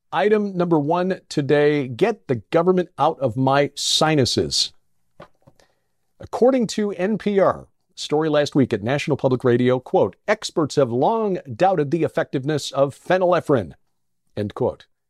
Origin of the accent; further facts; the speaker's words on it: Chicago, Illinois, United States; my hometown